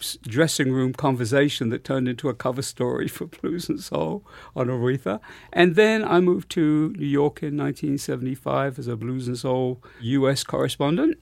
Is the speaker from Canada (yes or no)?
no; London, United Kingdom; my background is I grew up in London, born in London